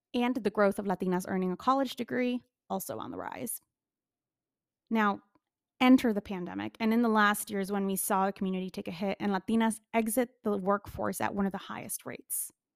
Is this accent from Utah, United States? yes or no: no; Chicago, Illinois, United States; my hometown, Chicago